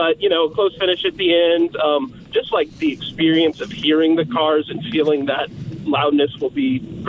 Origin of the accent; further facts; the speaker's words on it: Indianapolis, Indiana, United States; I was born in Indianapolis. I'm 29 now